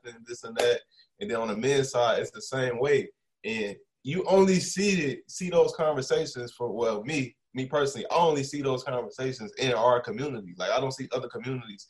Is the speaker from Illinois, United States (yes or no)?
yes; Chicago, Illinois, United States; moved away as an adult; growing up in Chicago, it's super segregated